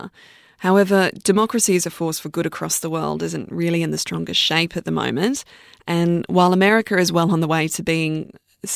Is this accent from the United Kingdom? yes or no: no; Australia; being an Australian citizen